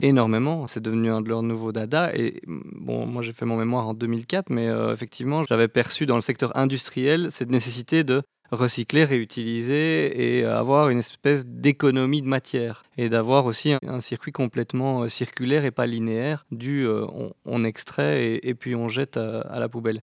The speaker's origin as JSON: {"language": "French", "town": "Brussels", "region": "Brussels-Capital Region", "country": "Belgium", "tie": "born or raised there", "said": "Je suis né à Bruxelles, j'ai étudié à Bruxelles, j'ai toujours travaillé à Bruxelles"}